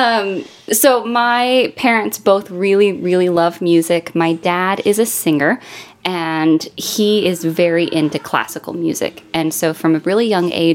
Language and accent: English; Cleveland, Tennessee, United States; moved away; there's a tiny little town called Cleveland, and that was home.